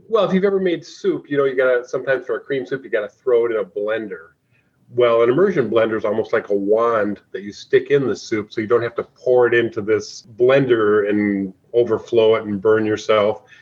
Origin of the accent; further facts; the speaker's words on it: Anoka, Minnesota, United States; my hometown of Anoka